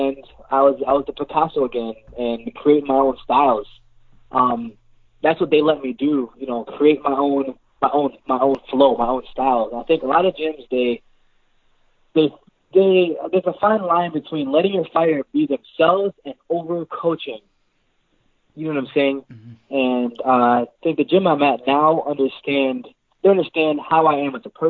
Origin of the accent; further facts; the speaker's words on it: Jamaica; I'm Jamaican